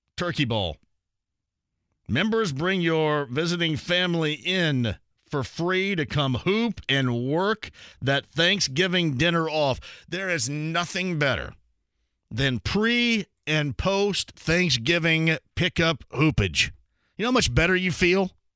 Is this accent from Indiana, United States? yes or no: yes; Greene County, Indiana, United States